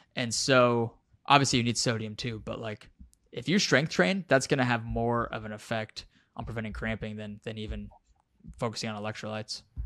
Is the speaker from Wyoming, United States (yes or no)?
yes; Wyoming, United States; moved away as an adult; I grew up in Wyoming at over a mile high. F, I was there for twenty years, the first twenty years of my life.